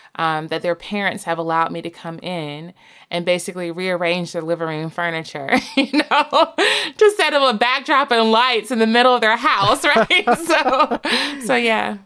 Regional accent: the South, United States; I'm from the South

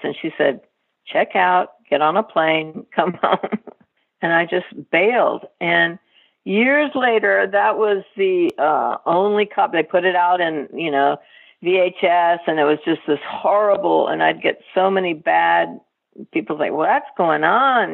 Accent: Texas, United States; I grew up in Texas

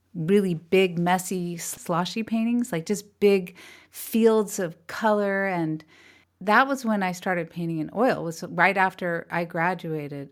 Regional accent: California, United States; also born or lived in New York; We raised in California

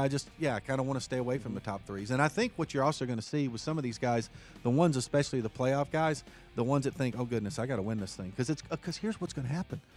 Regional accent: Martinsville, Virginia, United States; moved away; it is my hometown

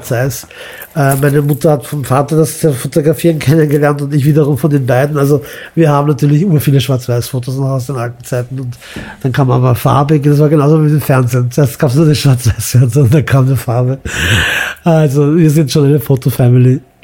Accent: Vienna, Austria; also born or lived in Imotski, Croatia; ich bin ja als Wiener in Wien aufgewachsen

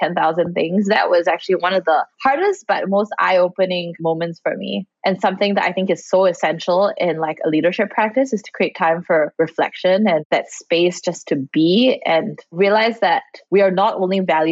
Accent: Singapore; especially growing up in Singapore and Asia

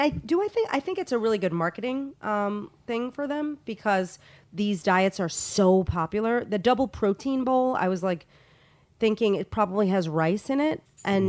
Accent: New York, United States; I love Chinese food. I grew up in New York, and every single Sunday, like clockwork

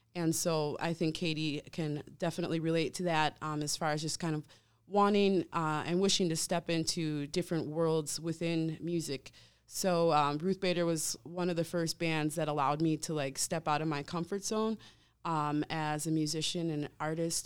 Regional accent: Wisconsin, United States; also born or lived in Savannah, Georgia; now in Milwaukee, United States; I've lived in Wisconsin most of my life

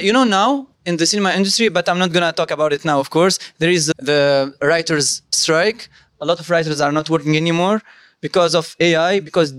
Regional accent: Tunisia; I was born and raised in Tunisia. I studied here also.

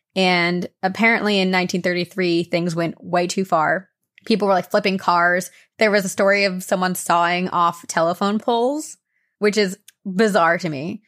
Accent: New Jersey, United States; now in California, United States; And I grew up in New Jersey celebrating what was called Mischief Night.

